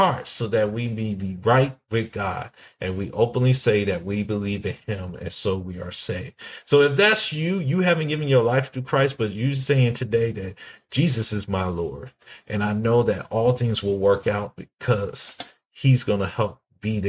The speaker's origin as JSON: {"language": "English", "area": "Washington, D.C., Maryland, and Virginia area", "region": "DMV area", "country": "United States", "said": "we're from Washington, D.C., Maryland, and Virginia area"}